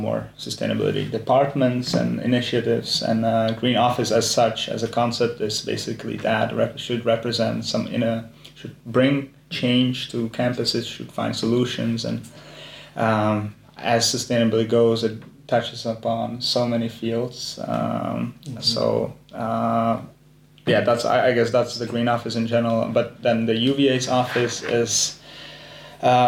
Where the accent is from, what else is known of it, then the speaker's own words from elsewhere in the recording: Czechia; moved away as an adult; now in Amsterdam, Netherlands; I come from the Czech Republic. Gotta represent my country